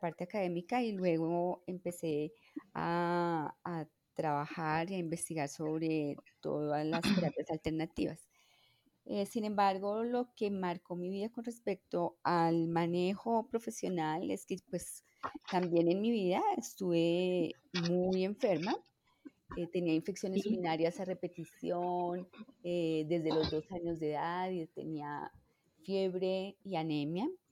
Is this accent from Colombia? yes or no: yes; Bogotá, Colombia; yo nací en Bogotá